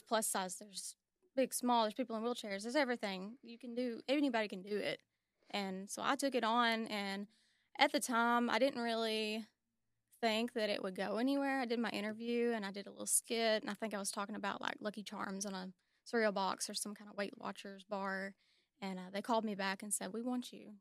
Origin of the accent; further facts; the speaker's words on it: Warren County, Tennessee, United States; I'm from Warren County